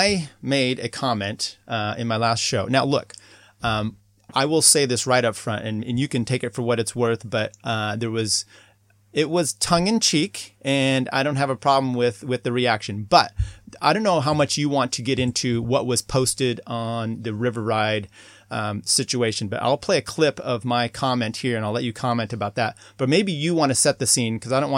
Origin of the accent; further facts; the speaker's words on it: the Northwest, Pacific Northwest, United States; moved away; also born or lived in Boulder, Colorado; I grew up in the Northwest